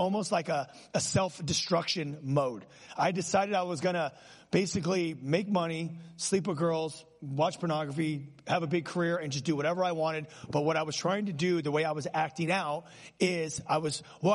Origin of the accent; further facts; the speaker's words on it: Los Angeles, California, United States; I grew up in Los Angeles, California